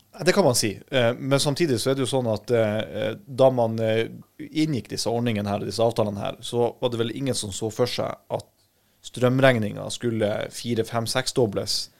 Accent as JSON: {"language": "Norwegian", "town": "Harstad", "region": "Troms", "country": "Norway", "said": "jeg kommer fra Harstad i, i Troms og Finnmark"}